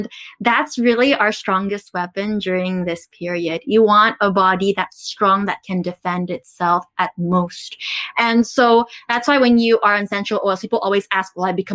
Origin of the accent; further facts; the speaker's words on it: Philippines; also born or lived in Taiwan; I grew up in the Philippines. So I'm actually from Taiwan, but I grew up in the Philippines. I came when I was super young.